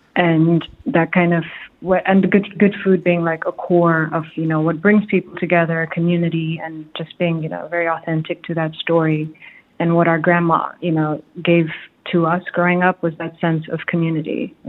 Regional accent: Nairobi, Kenya; now in Dubai, United Arab Emirates; But we grew up in Nairobi, we're Kenyan, and Dubai's also been home for many years, and you know, lots of travels led us back here as adults.

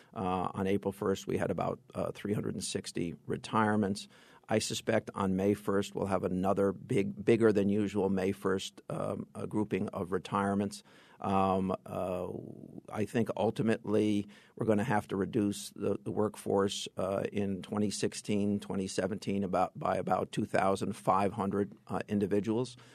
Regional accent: Fairfield County, Connecticut, United States; I am from Fairfield County

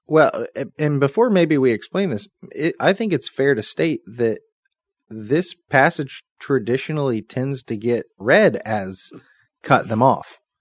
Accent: United States; as an American citizen

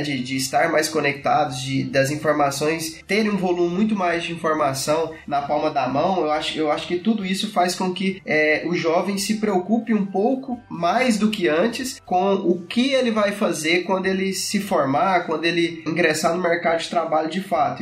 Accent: Goiás, Brazil; sou aqui do estado de Goiás

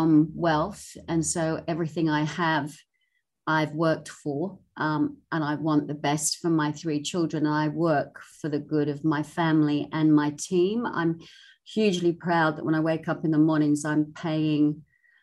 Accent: England, United Kingdom; moved away as an adult; also born or lived in Hong Kong; now in Sydney, Australia; I'm from England

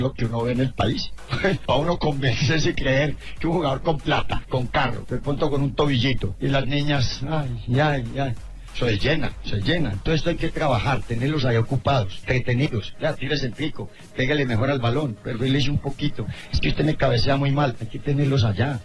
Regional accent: Colombia; Yo soy colombiano.

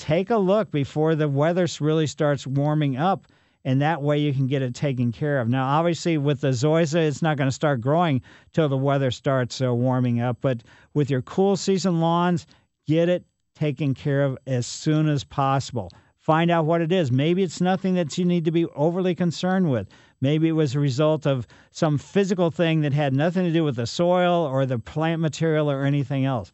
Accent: Ellisville, Missouri, United States; Growing up in Ellisville, we had the Spring Beauties underneath our trees there on Maple Lane as well

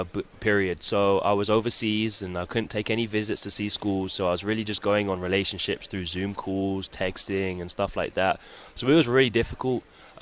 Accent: London, United Kingdom; moved away as an adult; I was from London, basically South London, Worthing area.

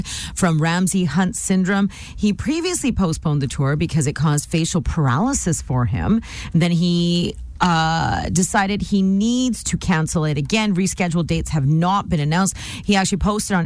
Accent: Canada; We're all Canadian.

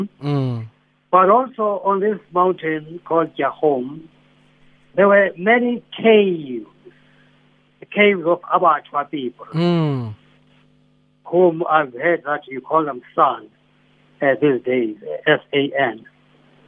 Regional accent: Johannesburg, Gauteng, South Africa; But I grew up in Soweto, at first in Dobsonville. No, sorry, first in Orlando East, and then later in Dobsonville.

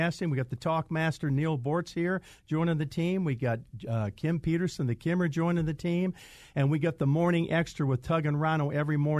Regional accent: Greece; being a Greek. So Greek weddings are very, as we say, akliva, which means expensive in Greek.

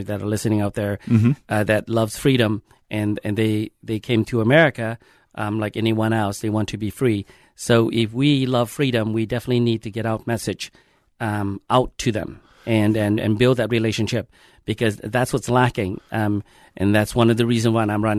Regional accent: Laos; now in Minnesota, United States; I am originally from Laos, Southeast Asia

